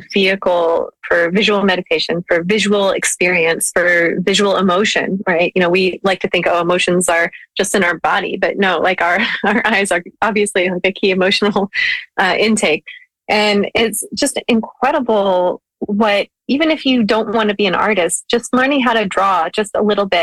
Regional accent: Ohio, United States; moved away; also born or lived in Seattle; I grew up in Ohio

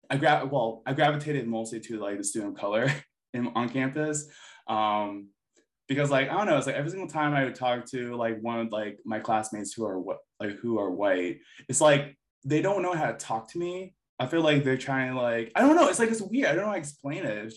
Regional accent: United States; And like when people ask me questions, I'm like, oh yeah, I'm Filipino American. Like this is stuff I would grew up with and stuff. This is the type of food I eat.

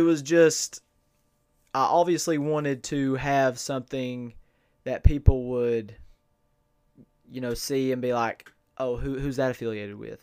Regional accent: Inez, Kentucky, United States; I am from, born and raised in Ines, Kentucky, Martin County

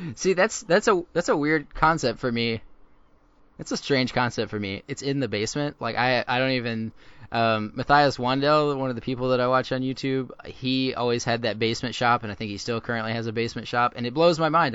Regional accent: Houston, Texas, United States; I grew up in, uh, suburbia of Houston and, uh, out of Cyprus.

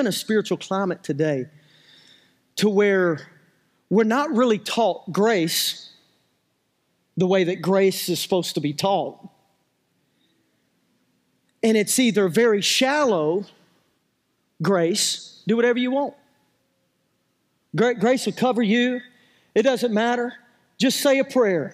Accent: United States; I'm from Dixon County

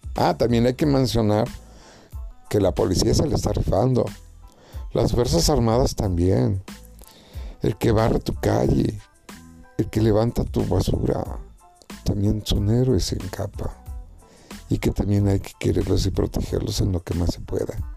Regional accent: Mexico; mi pueblo, a mi México

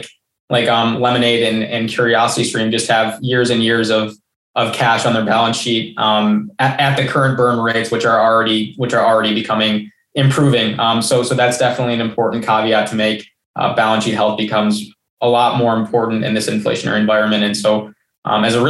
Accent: United States; as an American

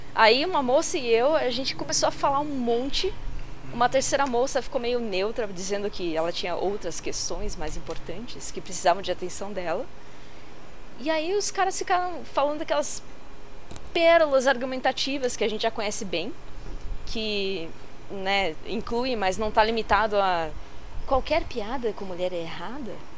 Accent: São Paulo, Brazil; eu sou de São Paulo

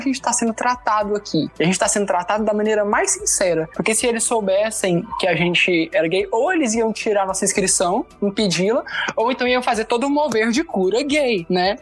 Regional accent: Anápolis, Goiás, Brazil; eu sou de Anápolis, Goiás

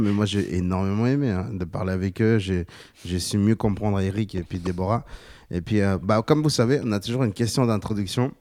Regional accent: Bolivia; J'ai 28 ans, je viens de Bolivie

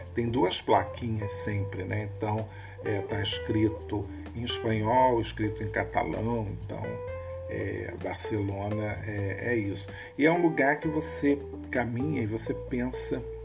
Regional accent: Rio de Janeiro, Brazil

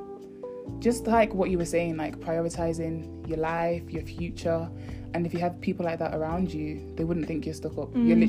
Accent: Manchester, North West England, United Kingdom; from Manchester, and yeah, I'm happy to be here.

